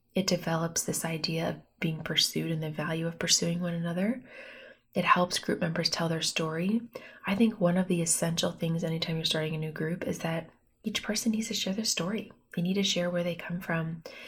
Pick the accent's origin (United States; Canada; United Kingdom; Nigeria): United States; Bloomington, Indiana; moved away as an adult; also born or lived in Pennsylvania; now in Fort Wayne, United States; I'm from Bloomington. I grew up there. So I'm from Indiana